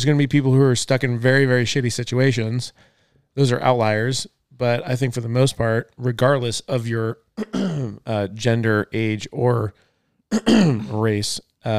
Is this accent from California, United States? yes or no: yes; Topanga, California, United States; in my hometown, Topanga?